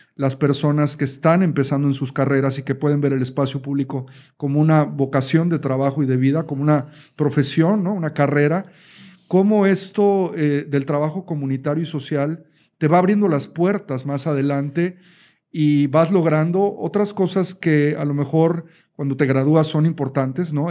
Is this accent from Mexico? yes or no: yes; Mexico; como decimos en México